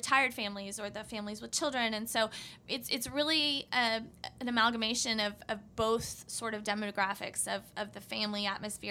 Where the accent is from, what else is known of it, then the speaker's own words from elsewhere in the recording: Cibolo, Texas, United States; moved away as an adult; also born or lived in College Station, Texas; I am originally from Cibolo, which is near San Antonio, and grew up there